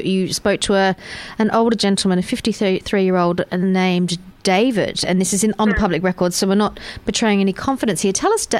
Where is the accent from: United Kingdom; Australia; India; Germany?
Australia; Perth, Western Australia; moved away; Perth, and you know that's it's my hometown.